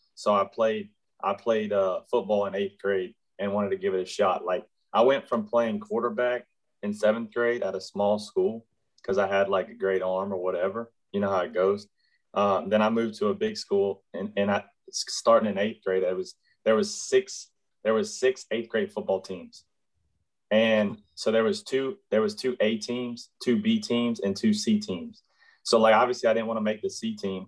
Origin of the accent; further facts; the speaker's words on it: Shepherd, Texas, United States; I grew up in a, a, little small town north of Houston called Shepherd, Texas